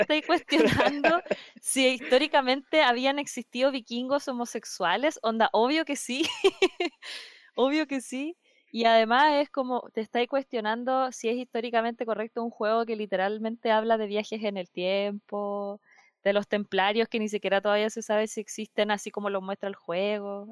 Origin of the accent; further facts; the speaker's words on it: Concepción, Biobío, Chile; yo soy de Concepción